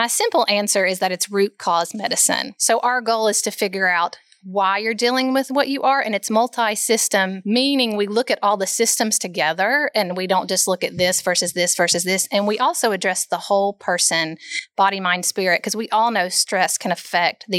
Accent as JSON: {"language": "English", "town": "Bristol", "region": "Tennessee", "country": "United States", "tie": "born or raised there", "moved": "as an adult", "lives_now": "Knoxville, United States", "said": "I grew up in Bristol, Tennessee, so not too far away"}